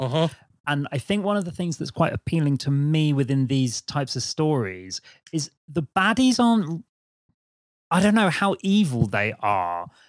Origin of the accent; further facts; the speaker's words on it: Brighton, South East England, United Kingdom; I'm from Brighton.